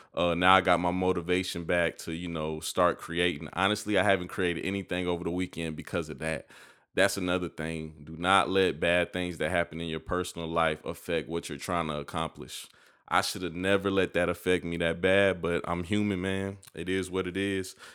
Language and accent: English; United States; I just live in America, and I feel like me being an American